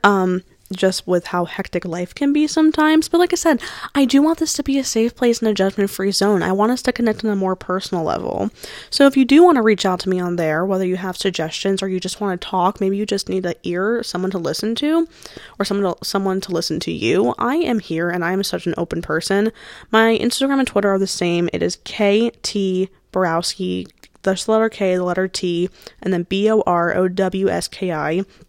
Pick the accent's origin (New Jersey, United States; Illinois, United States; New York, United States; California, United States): New Jersey, United States; I am from New Jersey. That's where the school is. Um, born and raised. I was born on the shore